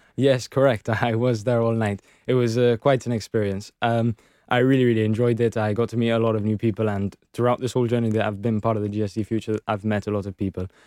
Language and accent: English; Gibraltar; we are British